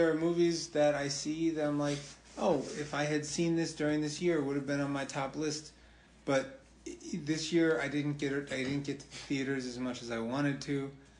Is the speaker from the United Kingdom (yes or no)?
no; Barcelona, Catalonia, Spain; I'm from Barcelona.